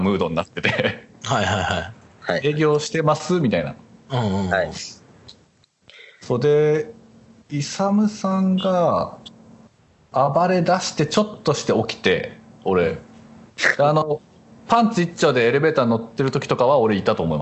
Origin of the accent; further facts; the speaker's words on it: Misato, Saitama, Japan; born there; 生まれは埼玉なんですよ、ちなみに。あ、そうだったね。全然どうでもいいんですけど。あ、そうだしかも、埼玉でもこう近い方の全然三郷とか分かります